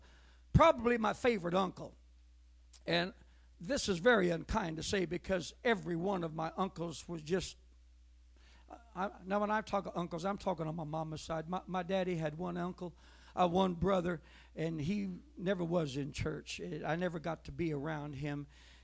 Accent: Oregon, United States; I was born in Oregon

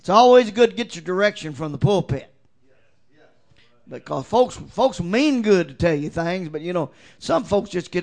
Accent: Mortons Gap, Kentucky, United States; I'm from Morton's Gap, Kentucky. Now you don't get no countryer than that.

